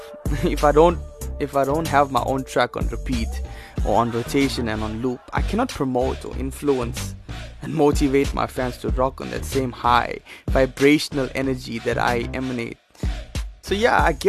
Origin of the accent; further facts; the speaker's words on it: Durban, KwaZulu-Natal, South Africa; my childhood growing up in Durban.